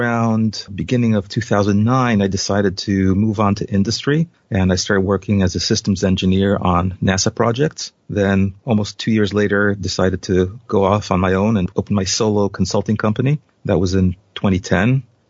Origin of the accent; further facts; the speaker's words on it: Israel; moved away as an adult; now in United States; So I came from Israel, and the salaries in Israel are by and large lower than the U.S. by a significant factor.